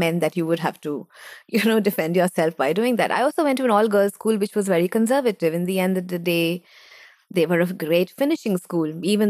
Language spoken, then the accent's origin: English; London, United Kingdom; born there; I was born in Britain.